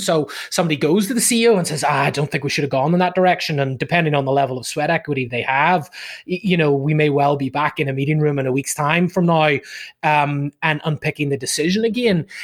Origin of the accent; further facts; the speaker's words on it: Ireland; moved away as an adult; also born or lived in United Kingdom; now in Southern California, United States; originally from from Ireland uh, back in the day